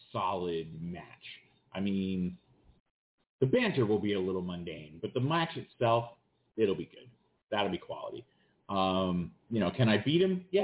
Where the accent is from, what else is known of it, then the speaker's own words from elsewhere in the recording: London, United Kingdom; I would like to have that match in my hometown of London